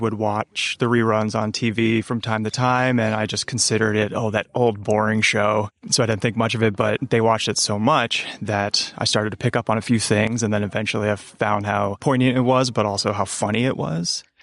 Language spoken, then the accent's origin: English; upstate New York, United States; moved away; I'm originally from upstate New York